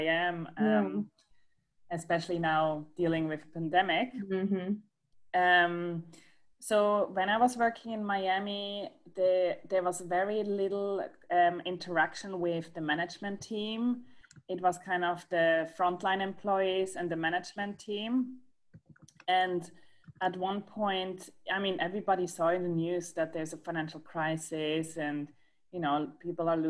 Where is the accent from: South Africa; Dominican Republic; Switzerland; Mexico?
Switzerland; moved away as an adult; also born or lived in London; now in Seattle, United States; I'm originally from Switzerland.